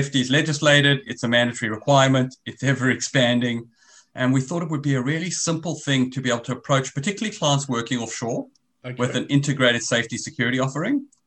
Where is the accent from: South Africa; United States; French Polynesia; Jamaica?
South Africa; accent: South African; moved away as an adult; now in Australia; As you can hear from my accent, I'm originally South African.